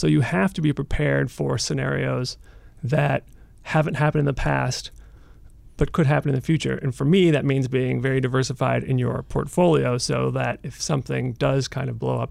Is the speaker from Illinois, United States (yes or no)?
yes; Chicago, Illinois, United States; I was born in Chicago. My mom's family is all from Ohio